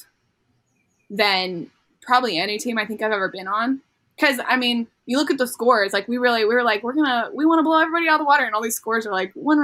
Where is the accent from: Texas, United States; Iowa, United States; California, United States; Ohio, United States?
California, United States; near Fullerton; Cal State Fullerton near my hometown